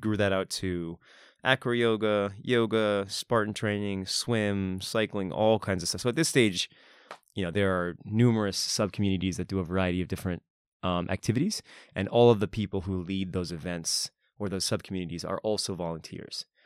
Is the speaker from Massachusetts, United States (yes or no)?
yes; near Boston, Massachusetts, United States; moved away as an adult; now in Japan; I'm from Boston, Massachusetts